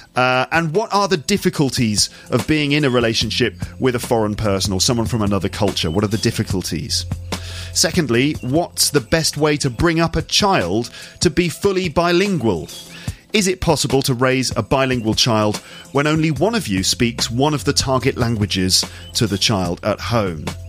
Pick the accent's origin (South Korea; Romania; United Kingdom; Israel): United Kingdom; England; moved away as an adult; now in France; as an English person